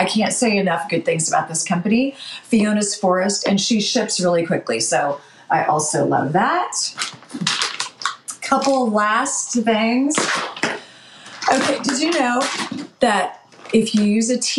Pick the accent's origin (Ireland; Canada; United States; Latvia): United States; Chico, California; now in Washington, United States; my hometown of Chico, California